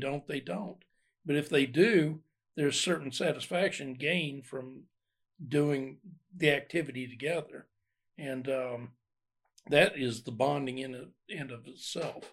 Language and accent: English; Ohio, United States; moved away as an adult; also born or lived in Alabama; I grew up in Ohio